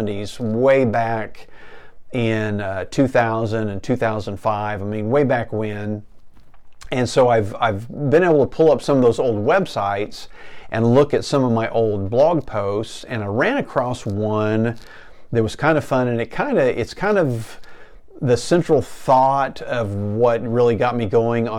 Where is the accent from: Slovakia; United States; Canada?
United States; Enid, Oklahoma; living the American dream here in small town Enid, Oklahoma